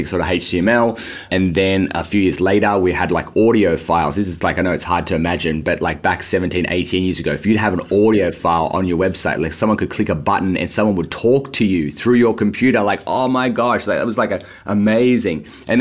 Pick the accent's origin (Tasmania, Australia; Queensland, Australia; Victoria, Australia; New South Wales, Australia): New South Wales, Australia; Sydney; as you can maybe start to hear from the accent, I'm from Australia. I grew up here in Sydney